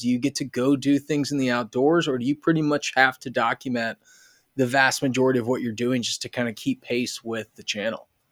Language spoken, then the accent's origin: English; United States; us Americans